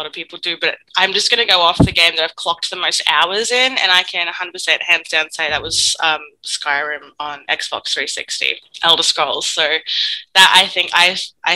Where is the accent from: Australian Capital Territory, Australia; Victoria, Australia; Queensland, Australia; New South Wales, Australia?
Victoria, Australia; Warrnambool; now in Melbourne, Australia; I come from the Yarragundish clan from the Ma Nation down in Southwest Victoria, which is located kind of around Melbourne. Around Warrnambool, but I'm currently living in Melbourne at the moment